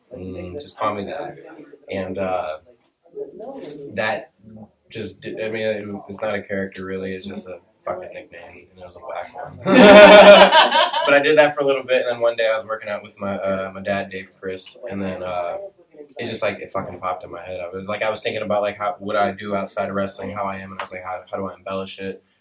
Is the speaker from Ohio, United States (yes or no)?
yes; Dayton, Ohio, United States; I'm from Dayton